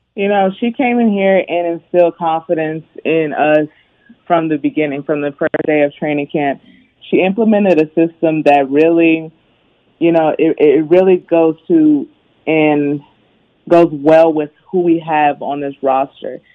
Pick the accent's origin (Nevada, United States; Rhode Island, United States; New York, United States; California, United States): California, United States; Bay Area; I was born and raised in the Bay Area